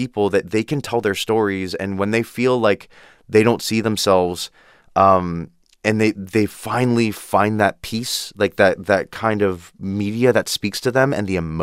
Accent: Downey, California, United States; I'm from Downey

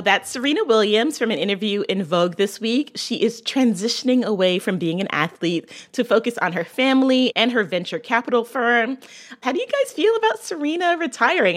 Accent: Barbados; I'm from Barbados

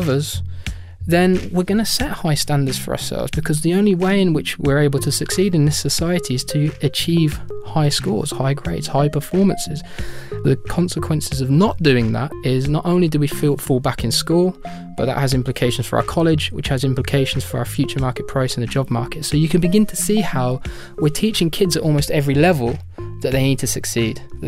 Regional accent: United Kingdom; in my home country, the United Kingdom

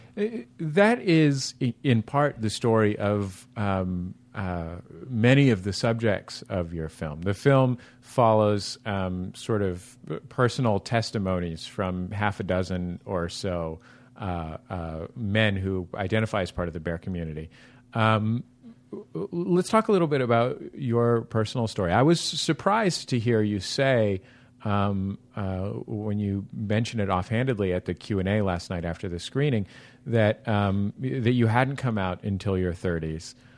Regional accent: San Francisco, California, United States; now in Los Angeles, United States; I was born and raised in San Francisco

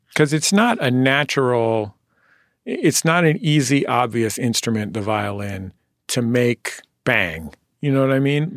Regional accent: San Francisco, California, United States; moved away; I'm from San Francisco

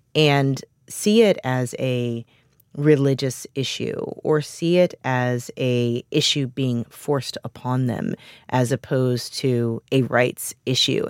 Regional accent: Missouri, United States; moved away; my home state of Missouri

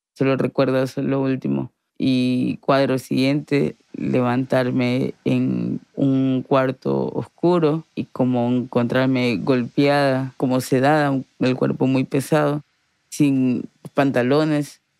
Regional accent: Guayaquil, Guayas, Ecuador; nací acá en Guayaquil

